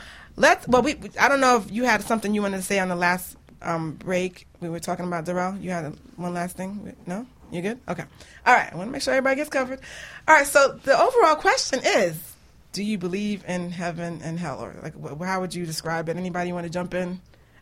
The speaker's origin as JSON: {"language": "English", "town": "New York City", "region": "New York", "country": "United States", "moved": "yes", "said": "I'm from the Bronx"}